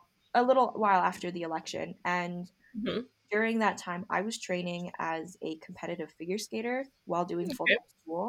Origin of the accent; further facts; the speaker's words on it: United States; ABC is American born Chinese. I am